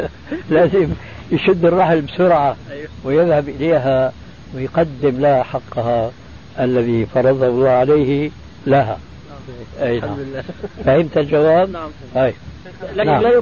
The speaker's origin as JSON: {"language": "Arabic", "town": "Damascus", "region": "Damascus Governorate", "country": "Syria", "said": "وأنا مالي كما يقول عندنا في الشام حشو الكبة"}